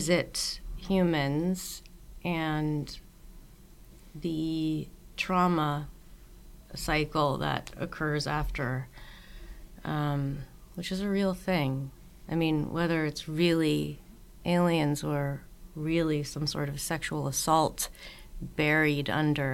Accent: the Northeast of the U.S., United States; I grew up in the Northeast of the U.S. where all winter there's just tons of snow

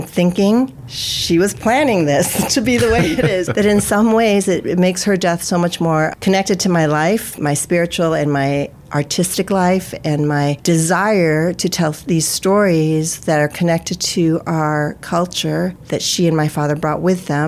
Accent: United States; I'm Filipino-American, right? So I'm Filipino and I'm an American. I'm living in the United States.

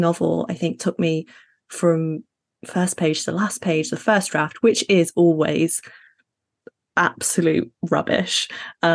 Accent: Sheffield, Yorkshire and the Humber, United Kingdom; also born or lived in Middle East / Ghana / Sudan; I'm Ghanaian, Sydney's and British, but I was raised in the Middle East and Sheffield in the UK

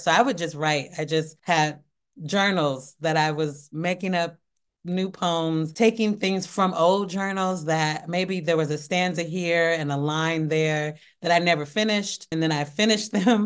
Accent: Portland, Oregon, United States; i had a, a small acting ensemble called Where I'm From Productions. And we would put on shows in in Northeast Portland

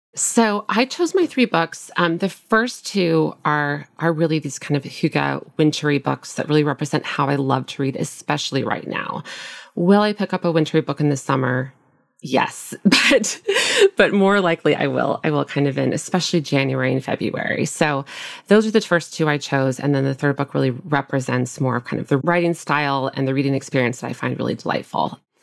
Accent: Nebraska, United States; moved away as an adult; also born or lived in Minnesota; now in Brooklyn, United States; I grew up in the Midwest in a small town in Nebraska.

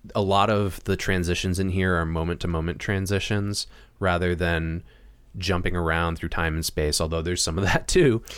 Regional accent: Massachusetts, United States; moved away; I'm from Massachusetts, and, uh, my family lives in Northampton, Massachusetts.

